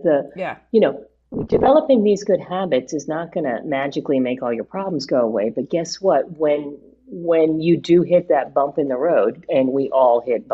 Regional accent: Honolulu, Hawaii, United States; moved away as an adult; also born or lived in New Brunswick, New Jersey / Tokyo / Italy; now in New Jersey, United States; I grew up in Honolulu, actually, and my junior high school and high school language was Japanese

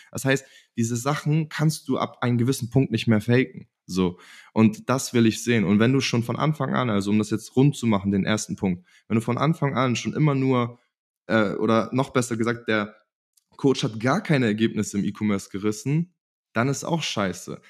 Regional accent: Germany; in meiner Heimat

